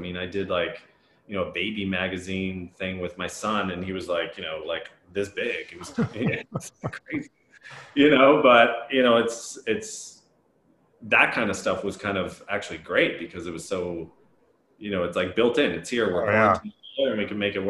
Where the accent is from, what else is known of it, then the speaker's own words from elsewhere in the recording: New Jersey, United States; New Jersey.